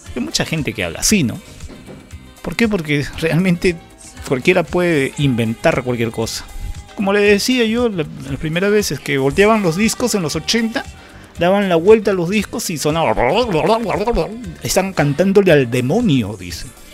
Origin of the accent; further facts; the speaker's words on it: Peru; para mí como ciudadano peruano